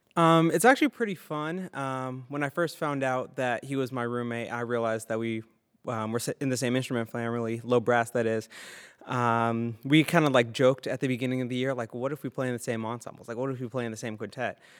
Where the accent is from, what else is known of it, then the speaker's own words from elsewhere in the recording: St. Petersburg, Florida, United States; I'm from St. Petersburg, Florida, and I play tuba